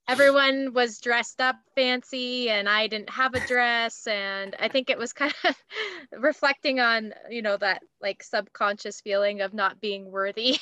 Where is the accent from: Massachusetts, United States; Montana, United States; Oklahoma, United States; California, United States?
Montana, United States; Big Sky; I grew up in a little resort town in Montana